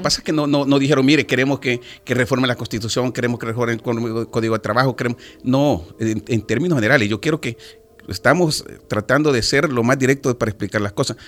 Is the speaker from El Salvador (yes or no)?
yes; El Salvador; nuestro país